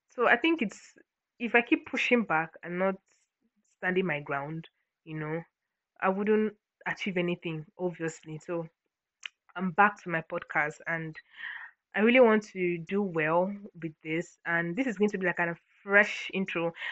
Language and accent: English; Akwa Ibom, Nigeria; I'm from Akwa Ibom, Nigeria, Akwa Ibom State.